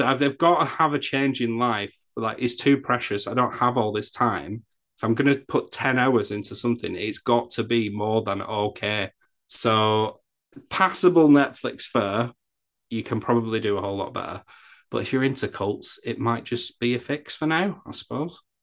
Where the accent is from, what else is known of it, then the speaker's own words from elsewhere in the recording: England, United Kingdom; I'm English